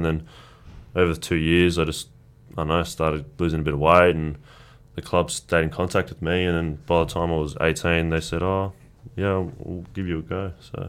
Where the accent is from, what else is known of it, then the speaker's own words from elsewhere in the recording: Canberra, Australian Capital Territory, Australia; first language Croatian; now in Melbourne, Australia; Growing up in Canberra, I was away from majority of my family who live in Melbourne here.